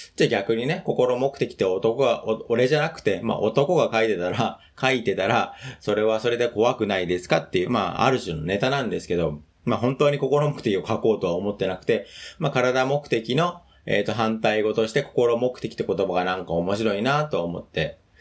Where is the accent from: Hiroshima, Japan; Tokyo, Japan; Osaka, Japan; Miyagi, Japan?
Tokyo, Japan; 僕はもともと上野の方の出身なので